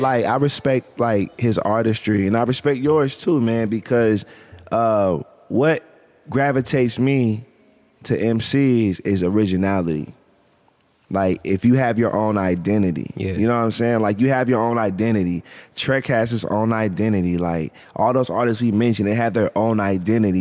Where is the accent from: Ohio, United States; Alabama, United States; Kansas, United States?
Ohio, United States; Canton; I'm from Canton